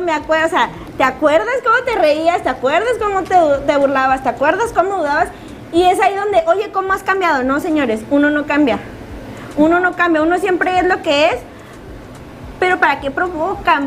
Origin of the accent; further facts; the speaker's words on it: Mexico; nosotros aquí como mexicanos